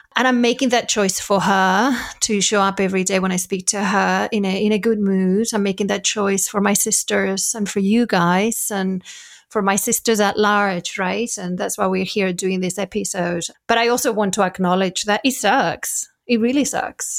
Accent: Spain; moved away; I'm from Spain

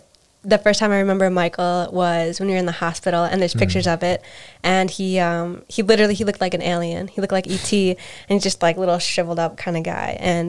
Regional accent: Urubamba, Cusco, Peru; born there; I was born in Cusco, Peru. And that's what my birth certificate says. But I found out later on when I was visiting my family that I was actually born in Urubamba.

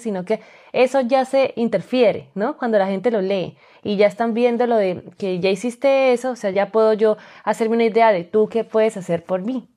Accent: Colombia; moved away as an adult; also born or lived in Spain; now in Malta; soy colombiana, los colombianos me entienden que necesitamos visa para todo

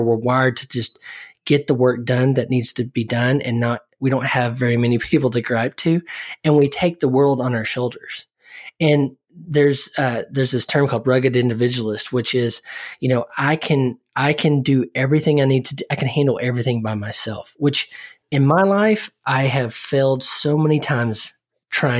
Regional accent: Oklahoma, United States; I grew up in Oklahoma

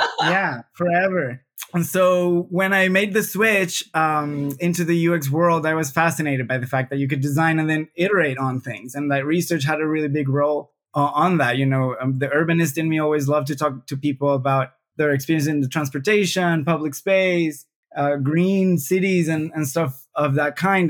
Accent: Venezuela; now in Brazil; I'm, I'm originally from Venezuela, although I've I've traveled a fair amount, uh, but I have chosen Brazil as my country

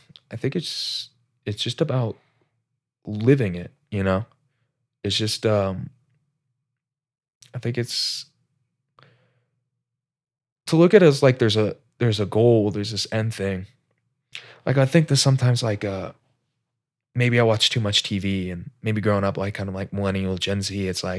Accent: Alaska, United States; I like to think I grew up in Alaska, change for the better.

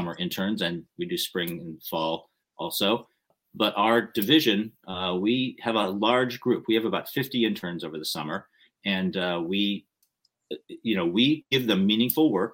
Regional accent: United States; I'm Japanese American. I'm the third generation Japanese American, which means that my grandparents emigrated from Japan to California

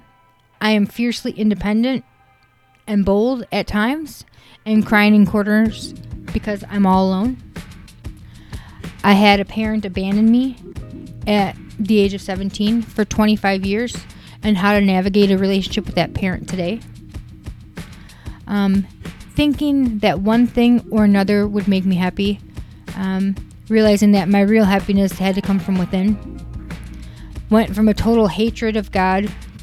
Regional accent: Wisconsin, United States; I was born in Wisconsin

